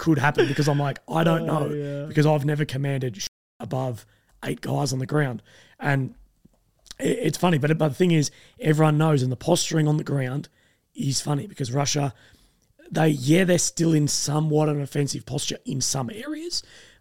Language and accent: English; Australia; myself being Australian